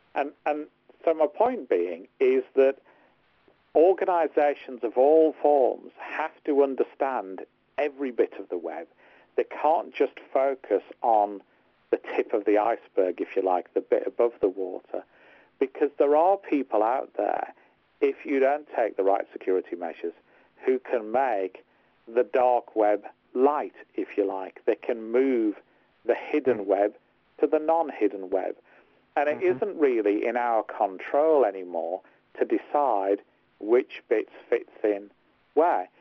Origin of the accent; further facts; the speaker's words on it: Hartlepool, North East England, United Kingdom; I'm from Hartlepool, not Liverpool